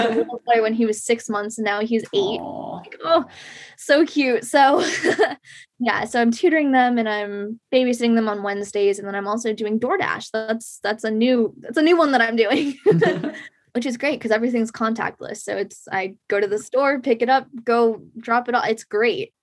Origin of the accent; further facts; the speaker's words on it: Shrewsbury, Massachusetts, United States; I grew up in Shrewsbury, Massachusetts